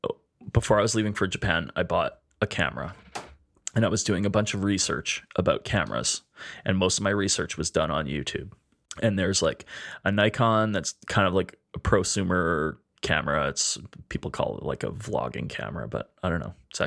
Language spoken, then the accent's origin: English; Canada; I'm something else. I'm from Canada, I guess, or something.